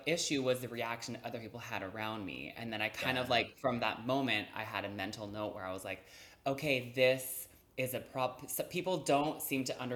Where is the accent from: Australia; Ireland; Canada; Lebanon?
Canada; Montreal, Quebec; I'm from Montreal, so sometimes it snows at Halloween